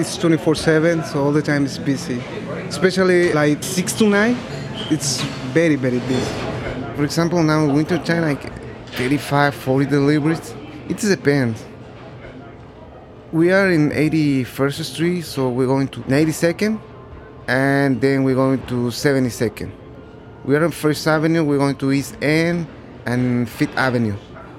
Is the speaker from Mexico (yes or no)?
yes; Puebla, Mexico; now in New York, United States; I'm 31 years old. I'm from Mexico. The name of the city is Puebla. All my family is in there. I live in here in New York with my brother, almost 6 years.